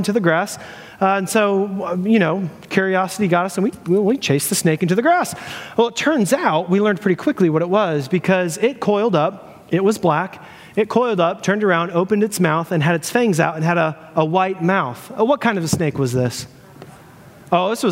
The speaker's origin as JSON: {"language": "English", "region": "Florida", "country": "United States", "said": "I'm from Florida, me and my buddy John"}